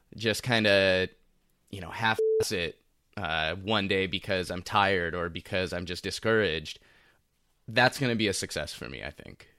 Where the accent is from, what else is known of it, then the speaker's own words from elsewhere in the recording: Los Angeles, California, United States; from Los Angeles. I'm born and raised here